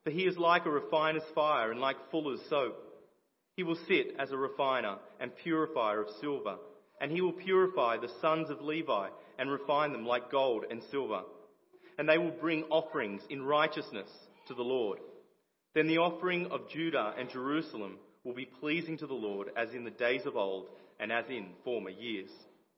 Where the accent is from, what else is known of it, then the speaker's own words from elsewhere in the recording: Liverpool, North West England, United Kingdom; I grew up in the Boys Brigade as well. So Liverpool Baps and many of the leaders here